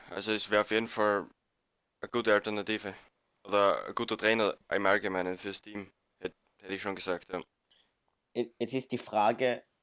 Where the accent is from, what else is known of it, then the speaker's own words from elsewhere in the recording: Austria; die beste Lösung als Österreicher.